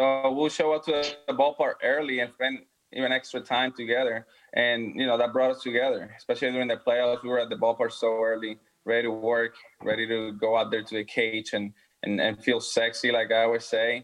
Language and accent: English; Puerto Rico; now in Houston, United States; go back to my hometown and be able to spend time with the rest of my family over there